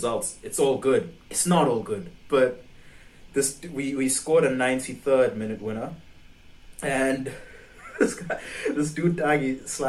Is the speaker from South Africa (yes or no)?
yes; South Africa; I'm from South Africa